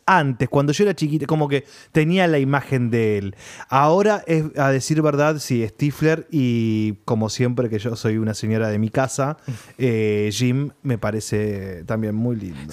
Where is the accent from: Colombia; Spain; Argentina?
Argentina; Junín, Buenos Aires Province; yo me acuerdo cuando era chiquito que caminaba por Capital, porque en Junín, en mi ciudad, ah, hubo cine, pero muy intermitente